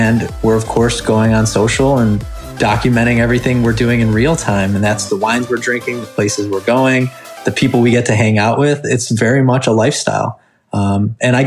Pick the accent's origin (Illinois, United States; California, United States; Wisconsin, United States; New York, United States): Illinois, United States; Chicago; we're both from Chicago